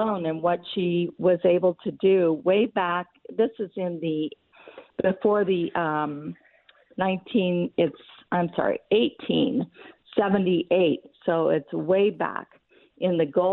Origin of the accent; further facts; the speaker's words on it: Colorado, United States; I grew up in Colorado